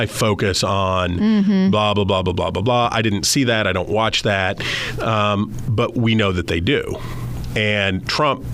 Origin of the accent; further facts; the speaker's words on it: West Virginia, United States; because I'm from West Virginia